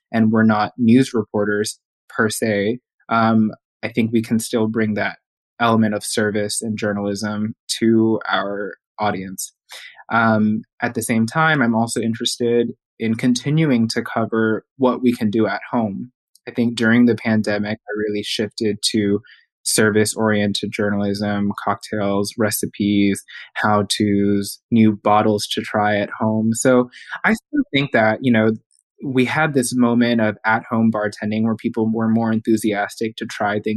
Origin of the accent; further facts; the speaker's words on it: Houston, Texas, United States; moved away as an adult; also born or lived in New York City; my hometown, Houston